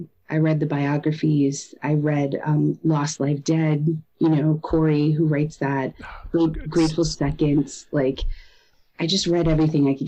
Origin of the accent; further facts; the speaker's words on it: Connecticut, United States; I grew up in Connecticut